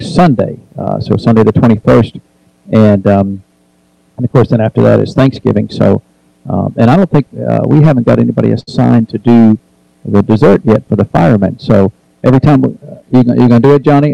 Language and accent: English; New Hampshire, United States; now in Tennessee, United States; I grew up in New Hampshire, so I know a little bit about the cold weather